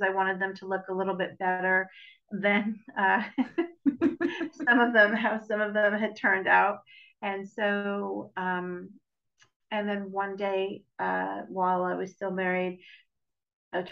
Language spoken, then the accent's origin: English; New York, United States; moved away; I'm Italian and I'm from New York